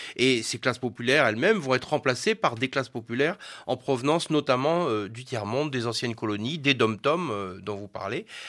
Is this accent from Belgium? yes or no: no; Lorraine, Grand Est, France; moved away as an adult; now in Bordeaux, France; je suis né et j'ai habité 20 ans en Lorraine